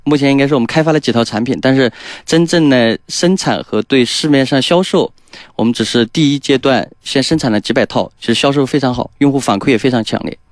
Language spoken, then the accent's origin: Chinese; Chongqing, China; moved away as an adult; also born or lived in Zhejiang / Shanghai / Jiangsu / Guangzhou; 第一站是到浙江，就是咱们浙江，因为我是重庆人